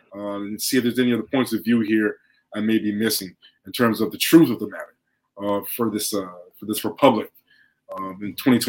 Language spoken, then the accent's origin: English; United States; Even though I'm definitely American born, my ties are to colonized nations.